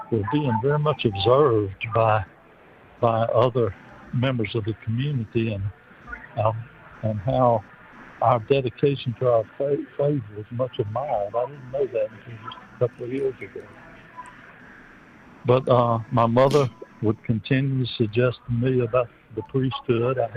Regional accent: Wisner, Louisiana, United States; also born or lived in Baton Rouge, Louisiana; I was born in Baton Rouge and I was raised in northeast Louisiana, a little town called Wisner, about an hour south of Monroe. It was a very small town with two Catholic families

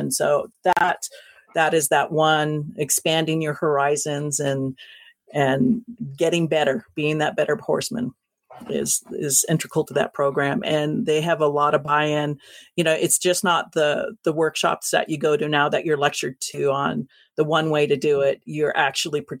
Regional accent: West Coast, United States; I'm going to have to stay on the West Coast too, just because um, just because I'm from the West Coast.

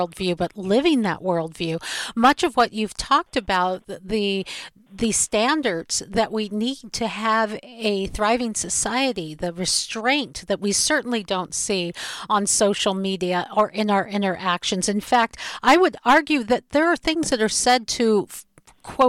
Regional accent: Seattle, Washington, United States; my hometown in Seattle

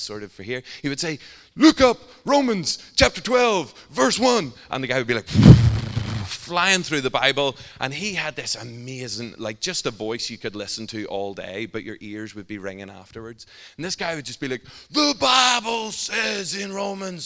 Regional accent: Northern Ireland, United Kingdom; I'm from Northern Ireland

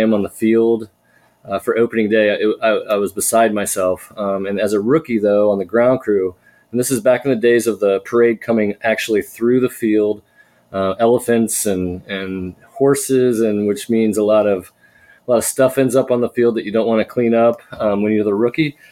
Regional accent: Fairfield, Ohio, United States; I was raised right here in Cincinnati in the northern suburb of Fairfield, Ohio

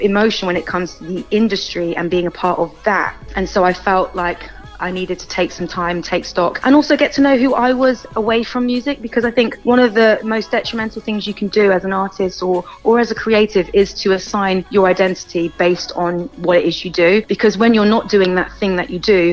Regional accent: Bristol, South West England, United Kingdom; I am a born and bred Bristolian. I grew up in St. Paul's.

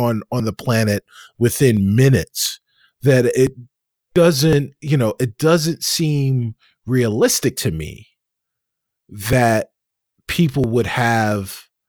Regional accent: New York, United States; now in Chicago, United States; because as a New Yorker, you say coffee. And it's one of those things. But as a person who now lives in the Midwest and lives, you know, specifically in Chicago and has for now a dozen years

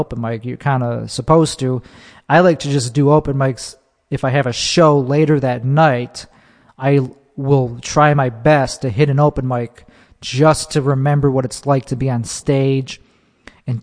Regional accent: Chicago, Illinois, United States; in my hometown. In Chicago

